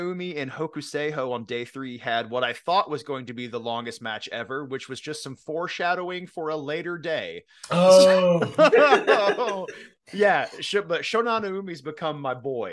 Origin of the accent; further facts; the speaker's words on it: Kinnard, Indiana, United States; I grew up in a town called Kinnard